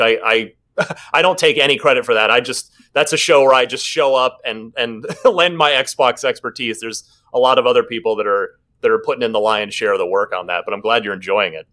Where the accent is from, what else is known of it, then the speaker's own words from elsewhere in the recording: Phoenix, Arizona, United States; also born or lived in New Jersey; which is where I grew up. I'm originally from New Jersey, grew up in, in the Phoenix area